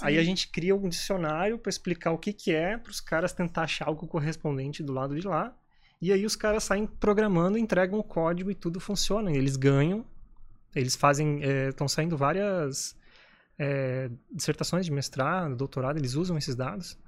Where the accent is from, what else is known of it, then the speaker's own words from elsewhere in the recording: Brazil; moved away as an adult; eu sou brasileiro